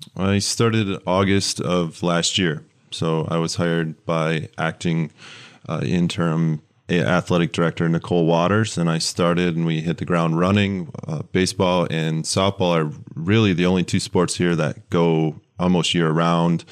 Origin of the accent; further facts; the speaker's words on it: West Michigan, United States; moved away as an adult; now in Lansing, United States; I grew up in West Michigan.